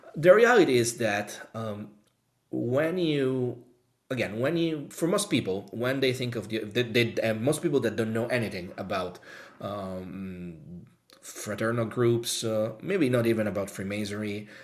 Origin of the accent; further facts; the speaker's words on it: Rome, Lazio, Italy; now in United Kingdom; I'm from Rome, Italy